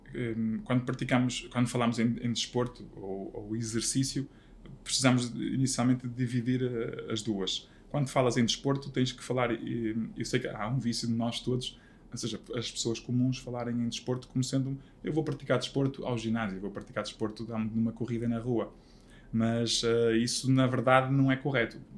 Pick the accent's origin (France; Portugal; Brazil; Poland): Portugal; Vila Verde, Norte; also born or lived in Braga; eu nasci em Braga, fui viver para Vila Verde